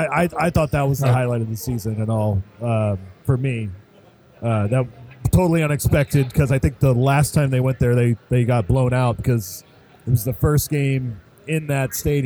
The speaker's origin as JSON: {"language": "English", "town": "Anchorage", "region": "Alaska", "country": "United States", "moved": "yes", "lives_now": "Texas, United States", "said": "I'm originally from Anchorage, Alaska"}